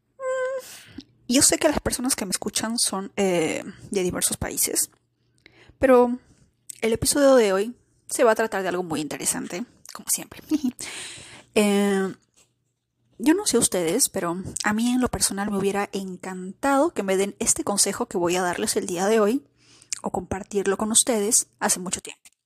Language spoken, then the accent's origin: Spanish; Peru; Yo, de Perú